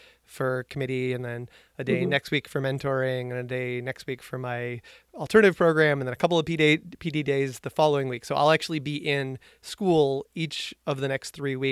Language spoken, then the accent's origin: English; New England, United States; we're both from New England